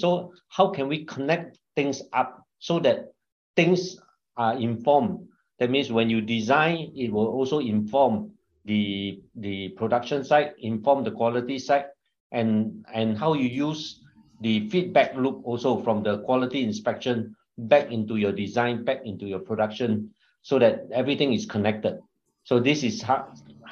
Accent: Singapore; also born or lived in China; I'm Singaporean, married with a wife and two children

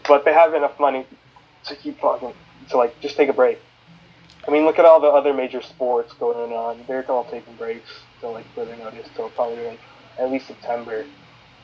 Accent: Fremont, California, United States; also born or lived in Oakland, California; I was born in Oakland, but I was I grew up partly in Fremont

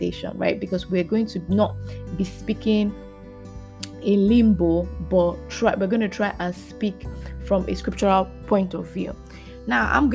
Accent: Lagos, Nigeria; So we moved from Satellite Town. We moved to Ikoyi.

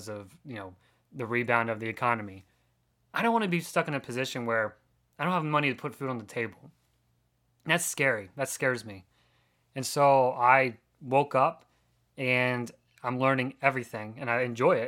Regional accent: Pennsylvania, United States; I grew up in Pennsylvania

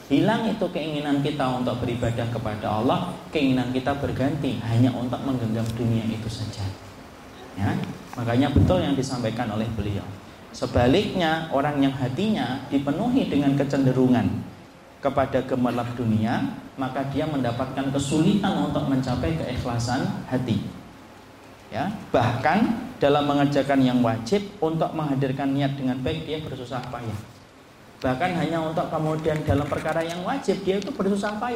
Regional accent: Java, Indonesia; kalau kita orang Jawa ibu, kita tidak boleh nyalain.

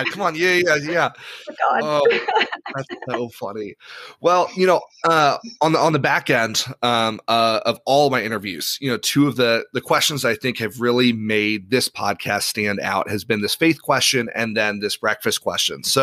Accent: Ireland; now in United States; so I grew up in Ireland. My parents were uh, were Protestant missionaries over there

